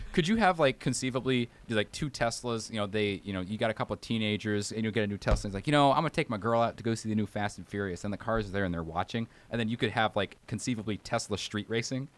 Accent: Alabama, United States; I'm from Alabama and we don't drive like maniacs

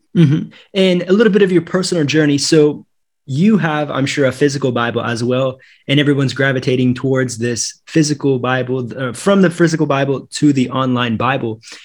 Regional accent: Northwest Missouri, United States; now in Sao Paulo, Brazil; I grew up in Missouri, in Northwest Missouri

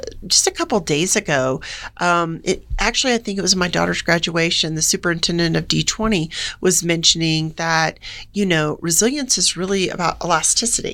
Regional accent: Gainesville, Florida, United States; moved away as an adult; also born or lived in Jacksonville, Florida / Tennessee / Germany; now in Colorado, United States; I'm a Florida gal mm-hmm. and grew up right outside of Gainesville. And he was born in Jacksonville, where I was born.

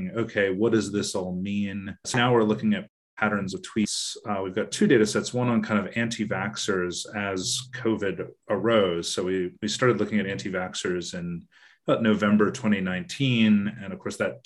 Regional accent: United States; moved away as an adult; now in Australia; I'm originally American

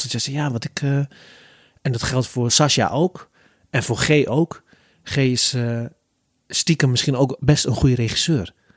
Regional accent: Zutphen, Gelderland, Netherlands; kwam erachter dat ik uit Zutphen kwam

